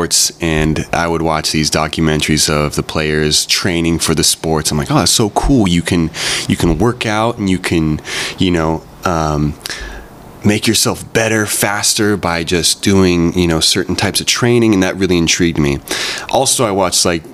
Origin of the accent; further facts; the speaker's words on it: Santa Barbara, California, United States; born and raised in Santa Barbara